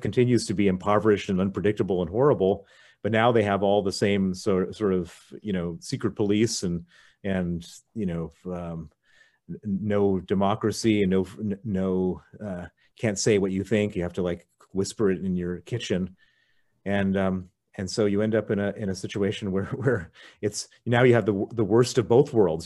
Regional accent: Chicago, Illinois, United States; also born or lived in Princeton, New Jersey; I was born in Princeton, New Jersey, um, grew up in Chicago

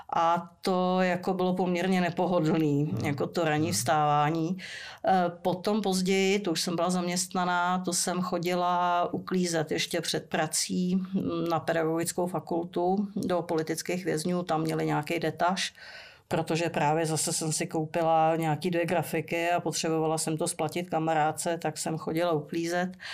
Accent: Prague, Czechia; jsem vyrostla ve Strašnicích

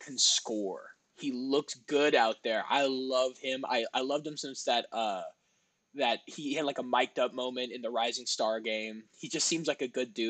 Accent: New York City, New York, United States; I was born in New York City

